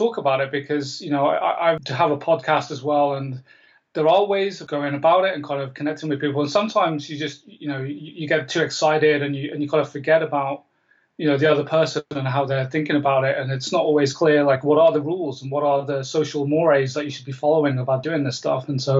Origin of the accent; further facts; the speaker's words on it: Canada; I'm Canadian. I mean, I don't sound it, but I am Canadian.